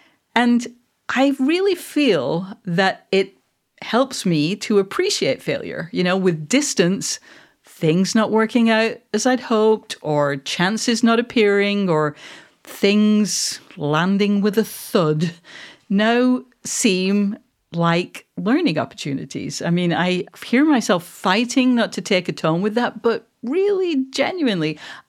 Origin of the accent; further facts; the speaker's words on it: Manchester, North West England, United Kingdom; I'm actually, just to be clear, for anyone who doesn't know, I am a Mancunian. I am not a Scot.